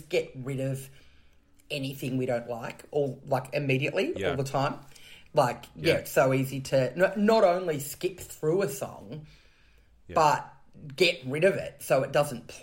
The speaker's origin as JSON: {"language": "English", "town": "Canberra", "region": "Australian Capital Territory", "country": "Australia", "tie": "born or raised there", "said": "I grew up in Canberra in Australia, the nation's capital"}